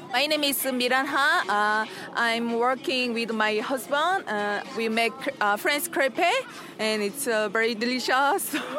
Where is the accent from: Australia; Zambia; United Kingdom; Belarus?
Belarus; I'm from Belarus.